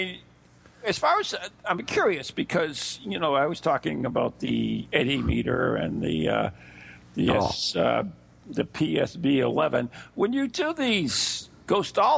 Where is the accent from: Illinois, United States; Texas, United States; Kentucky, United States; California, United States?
Illinois, United States; Chicago; Chicago, which is, of course, my hometown